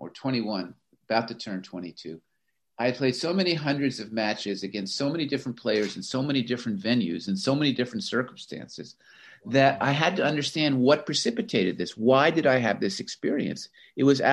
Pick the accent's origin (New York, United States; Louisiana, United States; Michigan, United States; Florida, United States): Florida, United States; moved away as an adult; also born or lived in Pennsylvania; I grew up in Florida